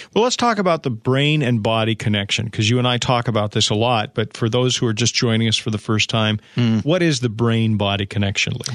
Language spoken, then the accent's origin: English; Bremerton, Washington, United States; my hometown, Bremerton